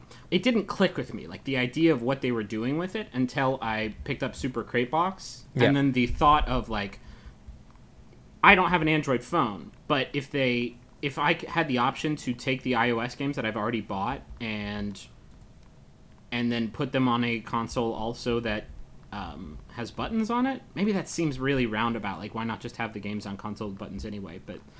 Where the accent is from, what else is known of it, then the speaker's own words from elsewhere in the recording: Appalachia, United States; I'm from Appalachia.